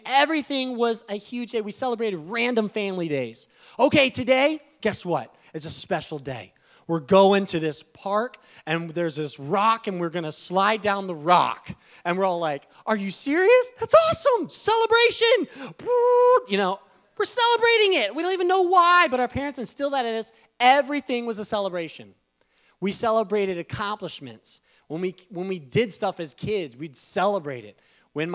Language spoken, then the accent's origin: English; Iowa, United States; we grew up in Iowa